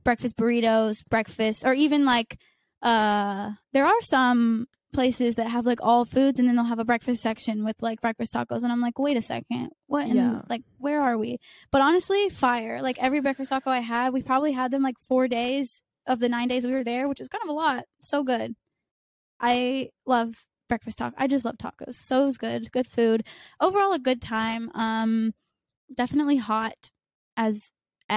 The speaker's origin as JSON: {"language": "English", "region": "North Carolina", "country": "United States", "said": "I'm from North Carolina, the beach"}